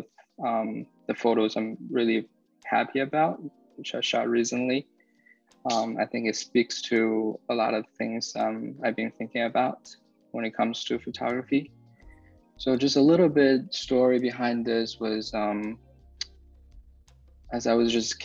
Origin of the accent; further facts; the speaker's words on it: Beijing, China; moved away as an adult; now in New Jersey, United States; I was born and raised in Beijing, came to the United States when I was 18. I'm living in New Jersey now.